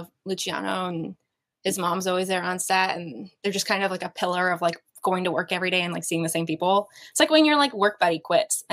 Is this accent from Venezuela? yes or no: no; Vancouver, British Columbia, Canada; born or raised there